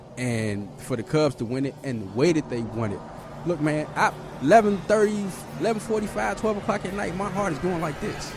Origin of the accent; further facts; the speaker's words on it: Chicago, Illinois, United States; I grew up on the South Side